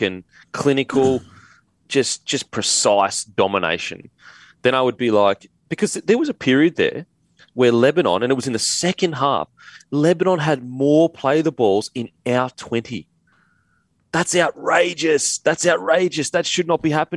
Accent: Australia; being an Aussie

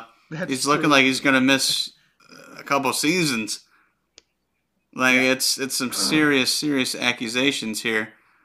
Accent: United States; I'm an American.

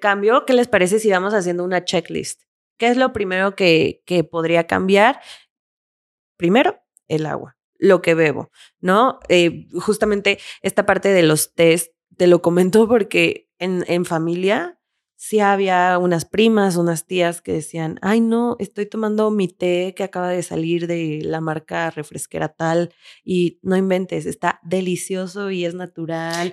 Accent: Mexico; soy mexicana

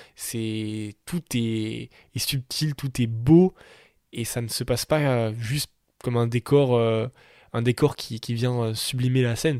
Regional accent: south of France, France; je viens des Pyrénées, je viens du sud de la France

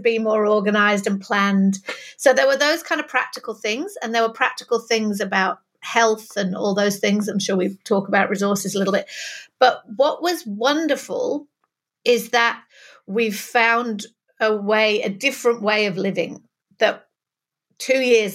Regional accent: Manchester, North West England, United Kingdom; accent: northern; moved away as an adult; also born or lived in London / Sydney; now in New South Wales, Australia; I'm originally from Manchester, which is why you can tell that northern vowels of my accent, but I was living in London before I moved

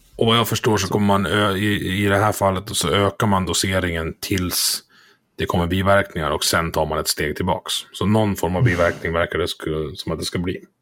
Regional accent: Dalarna County, Sweden; jag är från Dalarna, vi, vi känner varandra här

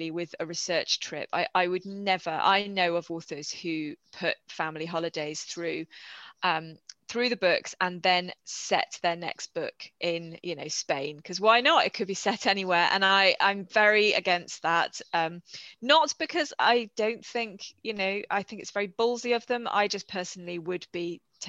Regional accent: United Kingdom; as a British reader

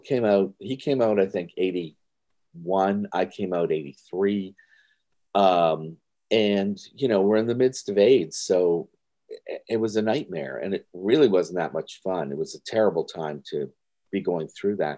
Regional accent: Timmins, Ontario, Canada; moved away; I was born and raised in Timmins, Ontario

